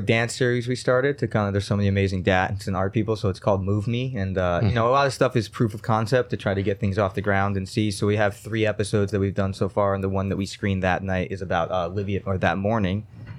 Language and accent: English; Stone Ridge, New York, United States; Yeah, I also grew up in the area. I was born at home in Stone Ridge area. Grew up in that kind of Onteora.